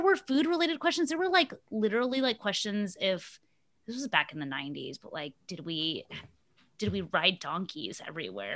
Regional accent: Upper Arlington, Ohio, United States; accent: suburban white girl accent; first language English; also born or lived in Mexico; I grew up in Ohio. Like, what are you talking about? Do you mean, like, my Upper Arlington suburb, that was my suburb

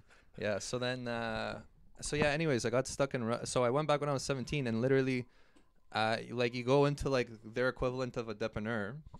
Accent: Brooklyn, New York, United States; oh, hey guys, I'm from Brooklyn, USA.

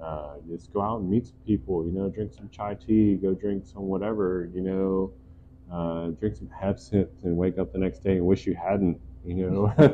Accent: Santo Domingo, Distrito Nacional, Dominican Republic; born there; Like I was born in the Dominican Republic in Santo Domingo. Mm-hmm. My parents were missionaries there.

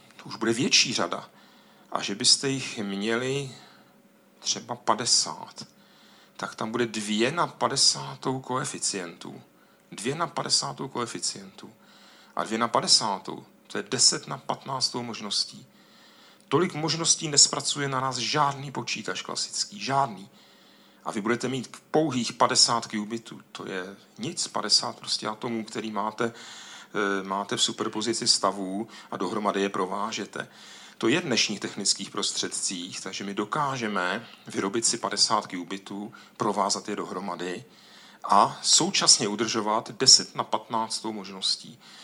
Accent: Ostrava, Moravian-Silesian Region, Czechia; u nás v Ostravě, tam je tolik dolů v podzemí

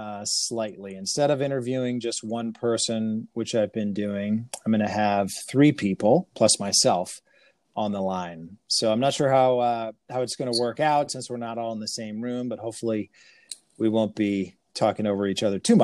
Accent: Chicago, Illinois, United States; my hometown of Chicago.

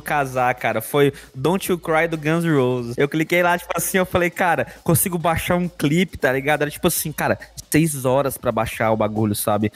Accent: Goiânia, Goiás, Brazil; Eu era de Goiânia

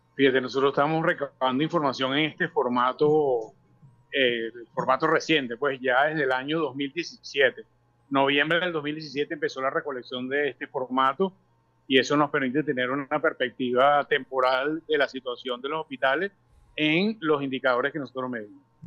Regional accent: Venezuela; como venezolanos

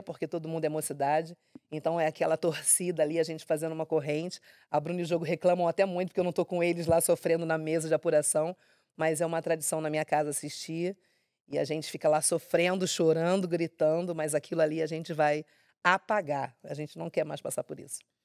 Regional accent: Rio de Janeiro, Brazil; Eu nasci no Rio de Janeiro mesmo, acredito que na Zona Norte

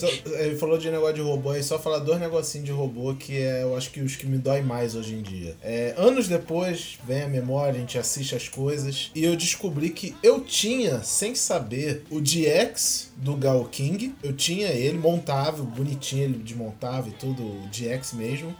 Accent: Rio de Janeiro, Brazil; quando eu era pequeno eu morava em Acari e minha vida era praticamente toda em Madureira.

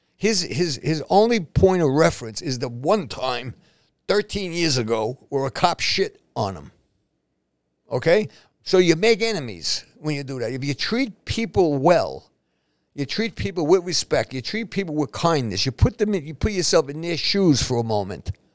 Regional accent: New York City, New York, United States; moved away as an adult; now in New Jersey, United States; I'm born and raised in Spanish Harlem

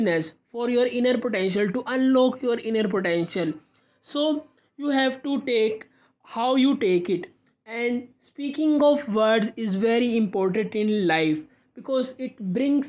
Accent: India; I am from India.

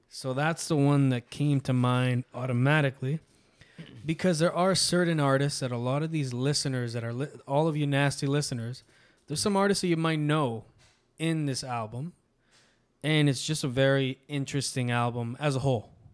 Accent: Canada; Latino in, in Canada, you know, but if I go to Nicaragua, el Canadiense

